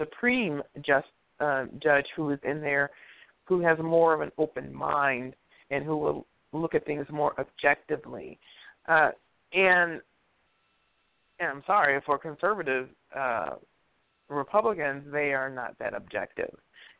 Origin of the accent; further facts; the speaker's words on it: Detroit, Michigan, United States; I'm not from Africa. I'm from right here. I'm from right fucking here. I am a black American. I'm from right here.